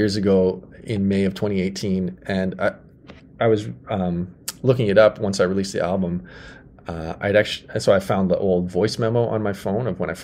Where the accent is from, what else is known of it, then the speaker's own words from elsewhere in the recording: Saskatoon, Saskatchewan, Canada; Nutana is the neighborhood I grew up in Saskatoon